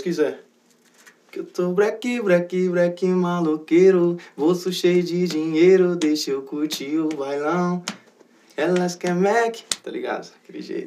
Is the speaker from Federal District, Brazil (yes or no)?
no; Itapeva, São Paulo, Brazil; sou lá de Itapeva